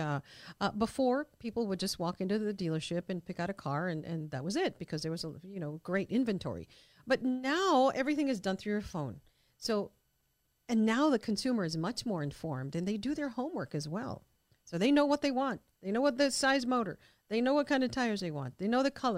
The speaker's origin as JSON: {"language": "English", "town": "El Paso", "region": "Texas", "country": "United States", "said": "First generation El Paso, and so am"}